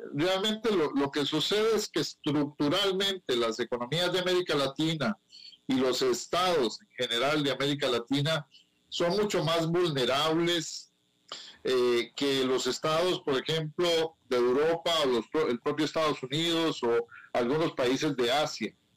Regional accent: Grecia, Alajuela, Costa Rica; en mi pueblo, aquí en Grecia

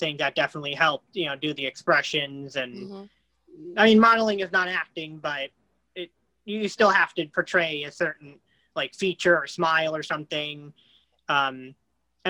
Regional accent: Virginia, United States; I'm from Virginia

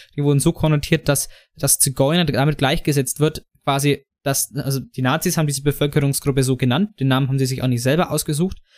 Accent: Franconia, Bavaria, Germany; der Jan und ich als Franken

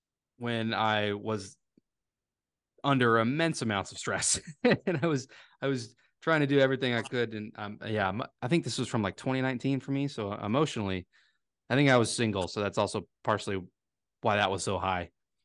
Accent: Virginia, United States; accent: Southern Virginia; There's my Southern Virginia accent coming out.

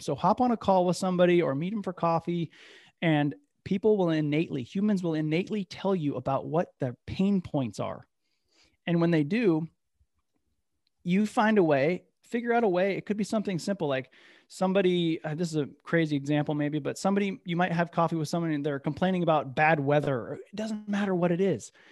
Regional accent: Midwest, United States; moved away; also born or lived in Bay Area, California / Capitola, California; I'm from the Midwest

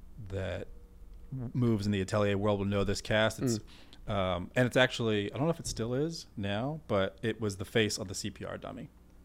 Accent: Richmond, Virginia, United States; Actually, what was really cool, we did a 12-figure women's memorial for my hometown in Richmond.

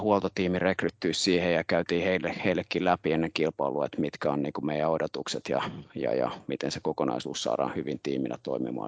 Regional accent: Helsinki, Uusimaa, Finland; tulen itse Helsingistä

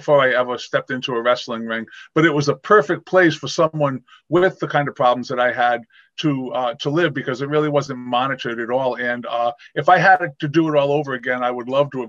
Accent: Rhode Island, United States; I'm a New England boy, and I grew up here in Rhode Island

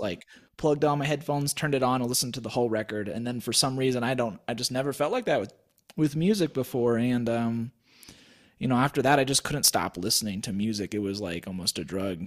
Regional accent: Wichita, Kansas, United States; moved away; also born or lived in Colorado; I grew up in Wichita, Kansas

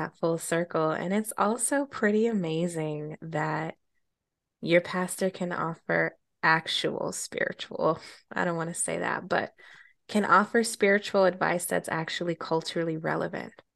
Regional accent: Colorado, United States; moved away; my childhood growing up in Colorado

